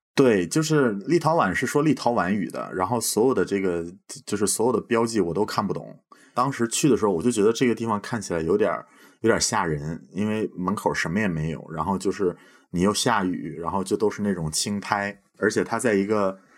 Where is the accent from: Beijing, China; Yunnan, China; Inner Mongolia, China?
Beijing, China; moved away as an adult; now in Estonia; 我是北京长大的